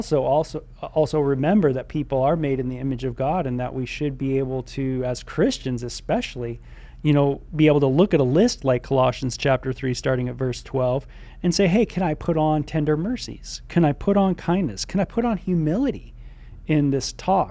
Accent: Southern California, United States; growing up in SoCal, you know, I grew up with a lot of people

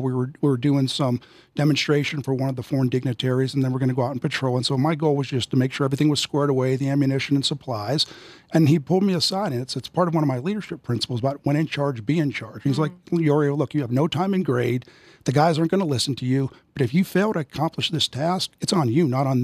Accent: Western Pennsylvania, United States; I grew up in Western Pennsylvania, and in my hometown there, you played every sports and you hunted and fished.

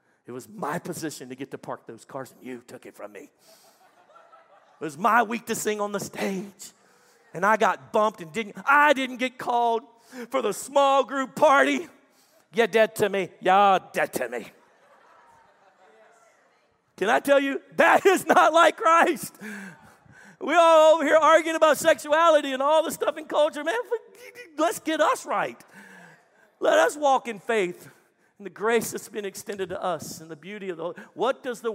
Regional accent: Texas, United States; I'm a Texan

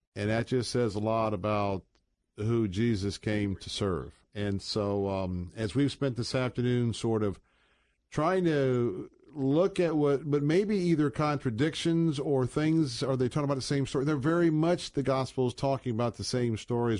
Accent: United States; we as American Christians

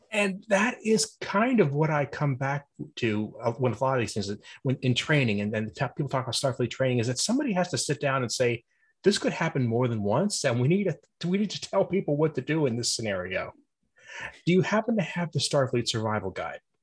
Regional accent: Pennsylvania, United States; I'm from Pennsylvania too

